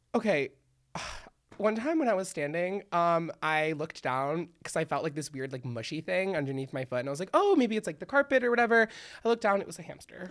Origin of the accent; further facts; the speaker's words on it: Miami, Florida, United States; I'm from Miami, so it's, like, really hot